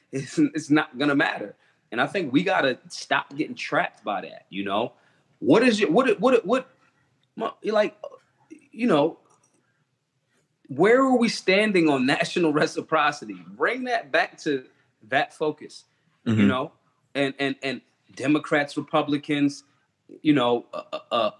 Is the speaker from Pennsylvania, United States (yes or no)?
yes; Philadelphia, Pennsylvania, United States; I am from Philly